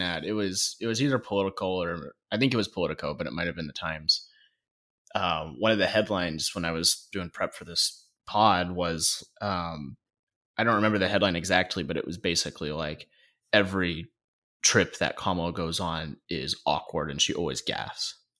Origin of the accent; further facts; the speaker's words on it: United States; we as the American people